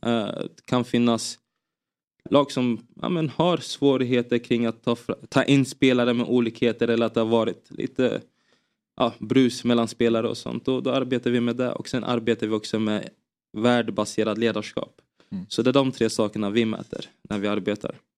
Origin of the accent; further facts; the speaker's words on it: Finspång, Östergötland, Sweden; Jag spelade i en uh, liten klubb i, FF, i, i Finspång där jag växte upp som hette FFK